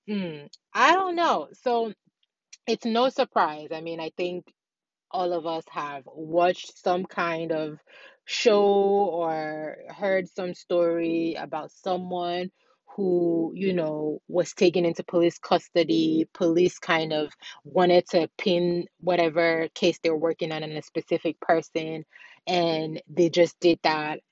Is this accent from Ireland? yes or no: no; Nigeria; also born or lived in Ghana; I'm born and raised in Nigeria